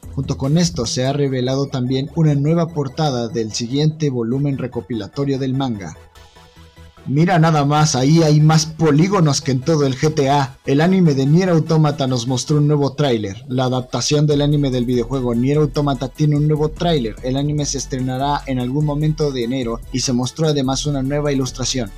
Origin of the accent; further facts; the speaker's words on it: Mexico; como mexicano